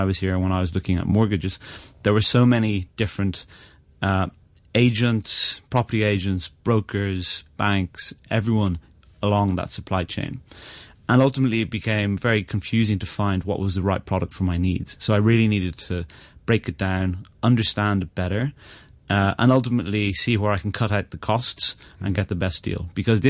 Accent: Northern Ireland, United Kingdom; now in Hong Kong; I came from Ireland in the UK, where the limitations on your first mortgage and the affordability was far better for the consumer.

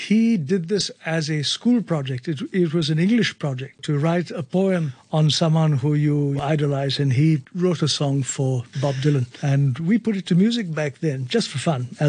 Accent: New Delhi, Delhi, India; moved away as an adult; also born or lived in Mumbai, India; now in Hong Kong; I grew up in New Delhi, India. I studied there

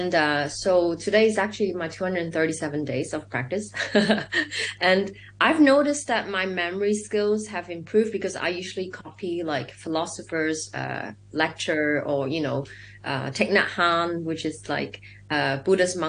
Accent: Hong Kong; I'm from Hong Kong

